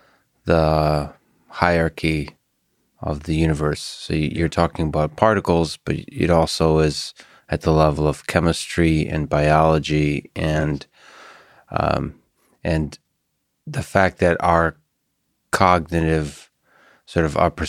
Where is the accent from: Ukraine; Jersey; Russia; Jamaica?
Russia; Like, so I come from Russia